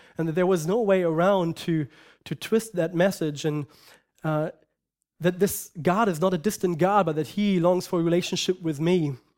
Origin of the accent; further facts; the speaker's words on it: Germany; moved away; I grew up in Germany, and I lived in a culture that supposedly is Christian